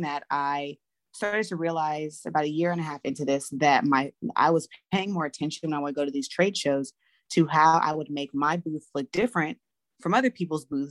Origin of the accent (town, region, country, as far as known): Los Angeles, California, United States; born or raised there; moved away as an adult; now in Atlanta, United States